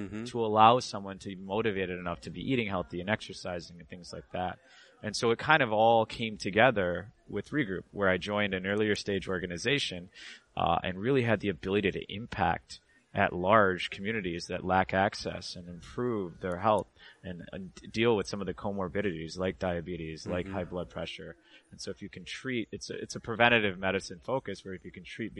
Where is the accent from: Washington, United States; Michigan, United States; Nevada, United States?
Michigan, United States; moved away as an adult; also born or lived in Boston / New York / Chicago; I grew up in Michigan.